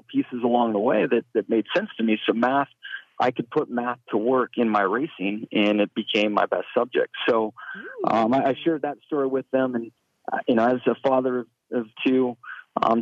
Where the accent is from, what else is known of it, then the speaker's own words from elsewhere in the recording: West Coast, United States; growing up on the West Coast like I did